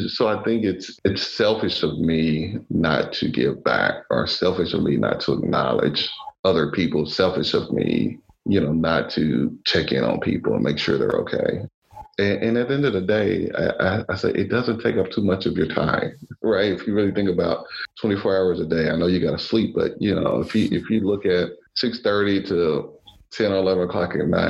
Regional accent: Louisville, Kentucky, United States; this little African-American boy growing up in Louisville, Kentucky

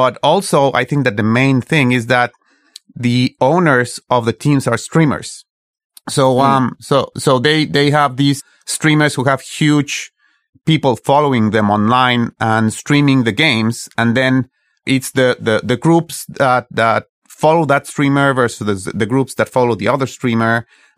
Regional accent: Mexico; I'm from Mexico

